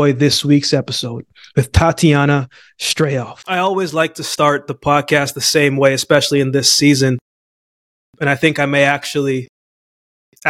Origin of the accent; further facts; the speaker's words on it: Calgary, Alberta, Canada; moved away; also born or lived in Jamaica / Yellowknife; I was born in Jamaica, but I came to Canada, then I went to Yellowknife, grew up in Calgary.